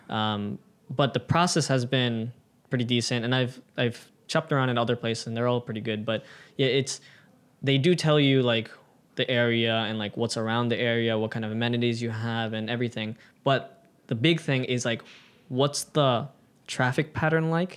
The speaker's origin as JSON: {"language": "English", "country": "United States", "moved": "yes", "lives_now": "Japan", "said": "being an American"}